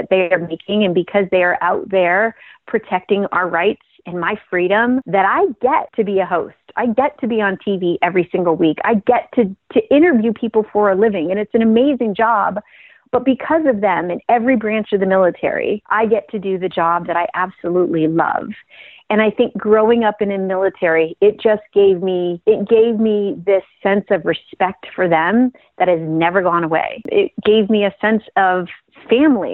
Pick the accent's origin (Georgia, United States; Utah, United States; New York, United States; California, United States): New York, United States; Franklinville; moved away as an adult; also born or lived in Los Angeles; about 25 minutes from my hometown of Franklinville